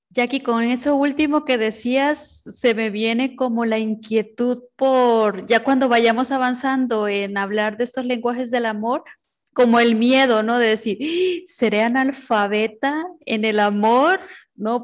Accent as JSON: {"language": "Spanish", "country": "Honduras", "said": "mi tierra querida Honduras"}